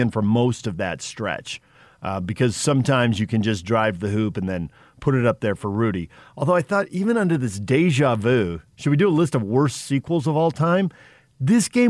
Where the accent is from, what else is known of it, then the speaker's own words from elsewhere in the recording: Southern California, United States; growing up in Southern California, Padre fan, you don't like the Dodgers